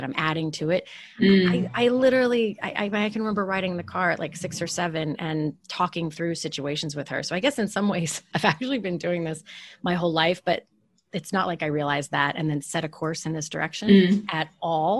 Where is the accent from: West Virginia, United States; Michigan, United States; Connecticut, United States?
West Virginia, United States; moved away as an adult; I grew up in West Virginia.